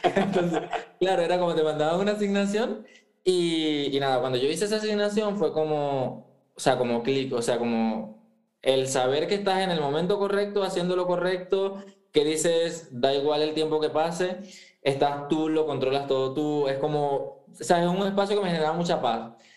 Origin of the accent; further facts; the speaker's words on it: eastern Venezuela, Venezuela; moved away as an adult; also born or lived in Andalusia, Spain; now in Spain; yo soy venezolano, yo soy de la parte oriente del país, o sea, de donde hablamos rapidito